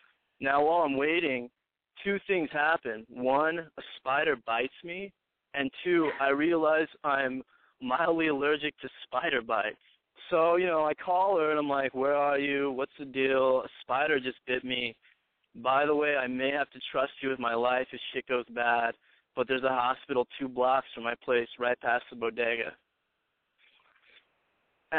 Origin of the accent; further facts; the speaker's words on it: Texas, United States; moved away as an adult; also born or lived in Chicago / Arkansas / Connecticut; I grew up in Texas. And as soon as I could, I got the fuck out, moved to Chicago for a bit.